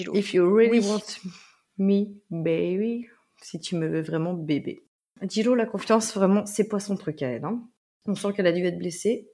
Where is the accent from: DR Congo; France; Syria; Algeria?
France; accent: French accent (in English); petite française avec mon accent